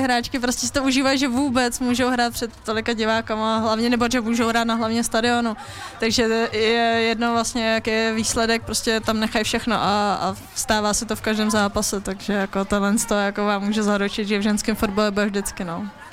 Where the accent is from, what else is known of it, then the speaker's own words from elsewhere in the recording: Plzeň, Plzeň Region, Czechia; moved away as an adult; Plzeň, že moje rodné město, já mám strašně ráda to město, ráda se tam vracím